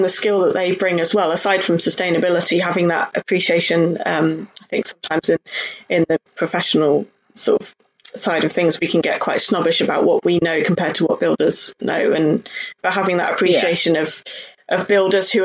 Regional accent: Cheltenham, South West England, United Kingdom; I grew up in Cheltenham, so in the Cheltenham, Gloucestershire kind of area.

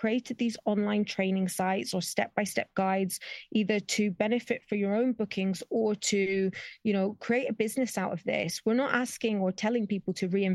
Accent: Spain; also born or lived in Scotland; I was born and raised in Spain, so I've always traveled back and forth between here and the UK as a kid

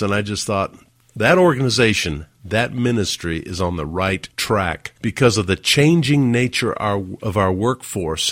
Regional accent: Huntsville, Alabama, United States; moved away; my hometown of Huntsville, Alabama

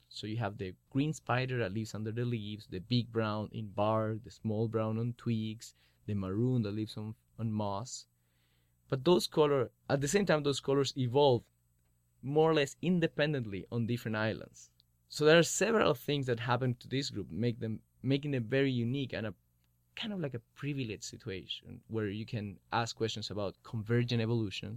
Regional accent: Chile; moved away as an adult; I'm from Chile

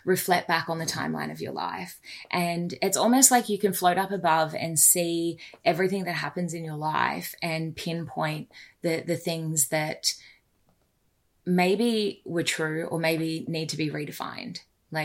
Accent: Australia; As a Aussie, worked in a pub with my best mate

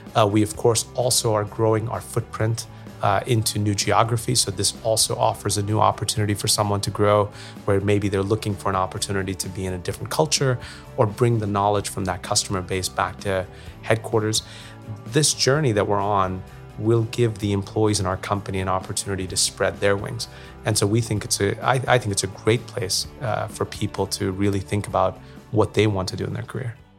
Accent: New York, United States; moved away; I grew up in New York

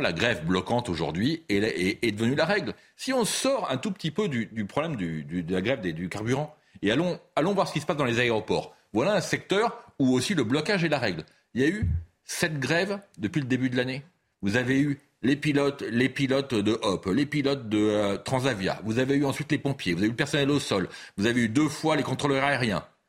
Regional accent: Paris, Île-de-France, France; je ne suis pas marseillais, moi je suis parisien

